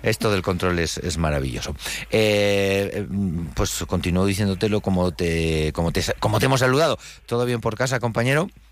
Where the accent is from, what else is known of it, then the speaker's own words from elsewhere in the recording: Huesca, Aragon, Spain; somos de aquí de Huesca